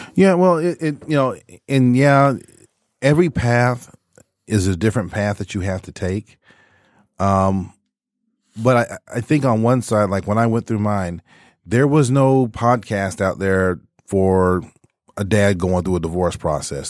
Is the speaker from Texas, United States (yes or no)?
yes; Texas, United States; moved away; my main fallback was always the church growing up in Texas.